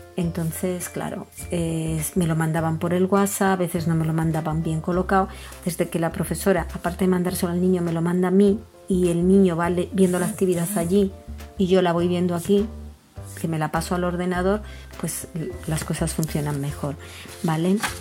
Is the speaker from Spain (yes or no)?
yes; Spain; soy española y vivo en España